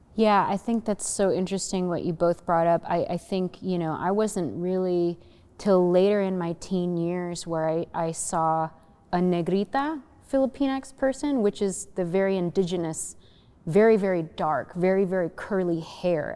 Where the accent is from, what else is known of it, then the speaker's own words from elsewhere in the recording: United States; my growing up in the United States